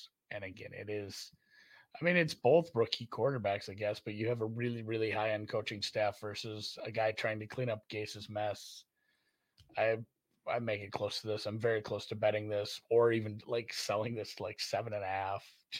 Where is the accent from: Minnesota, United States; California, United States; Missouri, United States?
Minnesota, United States; I'm from Minnesota